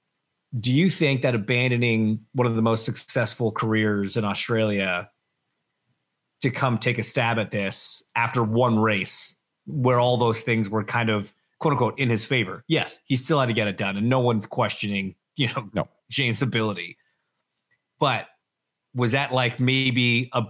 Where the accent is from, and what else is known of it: Canada